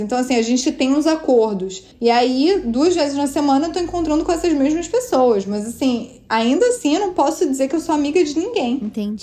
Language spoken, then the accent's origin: Portuguese; Rio de Janeiro, Brazil; accent: carioca; moved away as an adult; also born or lived in São Paulo, Brazil; now in New York, United States; meu sotaque é carioca, mas assim, eu morei seis anos em São Paulo antes de vir para Nova York